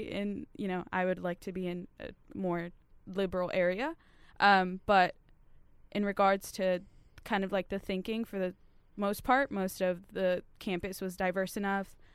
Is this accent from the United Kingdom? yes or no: no; California, United States; I always say I'm a California patriot